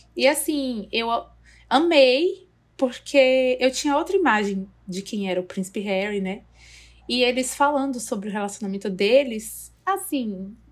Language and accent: Portuguese; Brazil; Eu, como brasileira